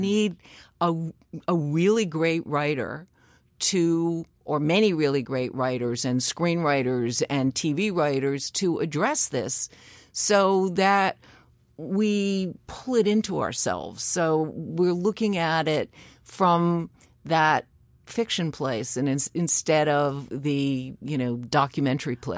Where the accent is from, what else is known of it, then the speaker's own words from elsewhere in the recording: New York City, New York, United States; I grew up in Greenwich Village